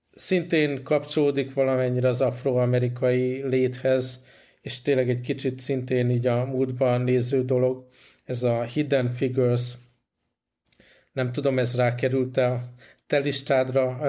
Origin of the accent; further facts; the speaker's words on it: Hungary; moved away